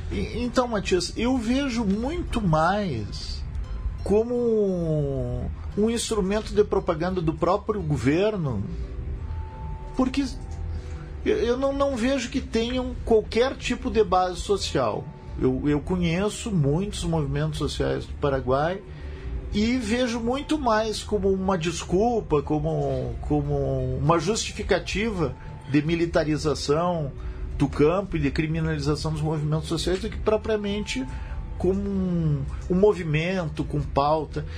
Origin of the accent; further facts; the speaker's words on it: Brazil; como brasileiro